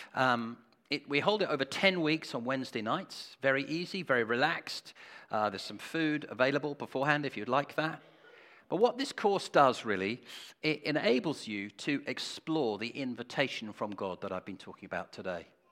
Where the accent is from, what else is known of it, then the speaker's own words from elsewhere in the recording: England, United Kingdom; We are so English